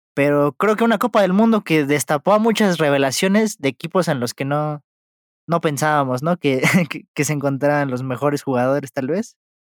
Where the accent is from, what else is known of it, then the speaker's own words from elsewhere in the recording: Mexico; como mexicano